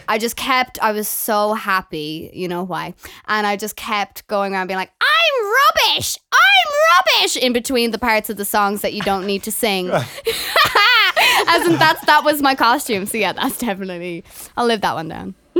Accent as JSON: {"language": "English", "town": "Galway", "region": "Connacht", "country": "Ireland", "tie": "born or raised there", "moved": "as an adult", "lives_now": "Dublin, Ireland", "said": "I came out of school from Galway in Ireland"}